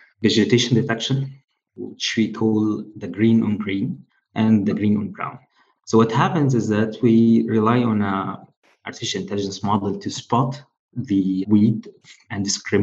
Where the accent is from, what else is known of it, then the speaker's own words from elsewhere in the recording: Egypt; moved away; I'm originally from Egypt